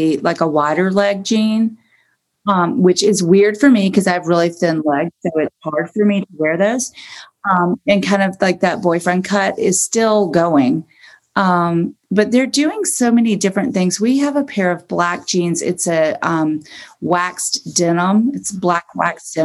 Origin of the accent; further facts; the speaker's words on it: Augusta, Georgia, United States; also born or lived in New York City; now in Beverly Hills, United States; growing up in Augusta, I was in ballet